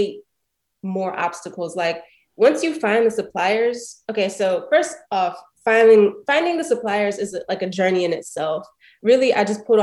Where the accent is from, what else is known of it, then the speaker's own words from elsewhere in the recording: Prince George's County, Maryland, United States; moved away; also born or lived in Brooklyn; I grew up in Prince George's County, Maryland